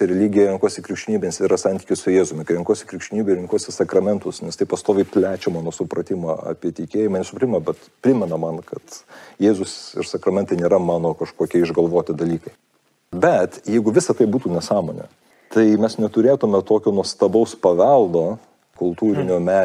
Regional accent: Lithuania; also born or lived in United States

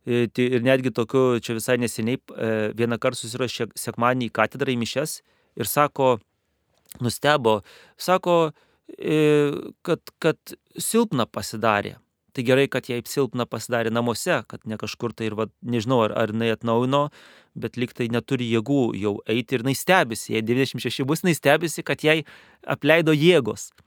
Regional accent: Lithuania; moved away as an adult; now in Kazakhstan; kadangi esu lietuvis

